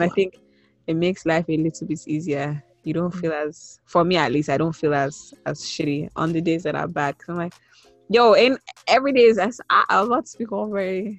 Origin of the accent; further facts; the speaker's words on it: Nigeria; And a lot of my identity is very, very, very Nigerian centered.